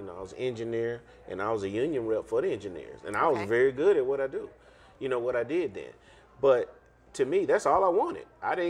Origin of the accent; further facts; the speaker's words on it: East Texas, United States; I grew up in East Texas.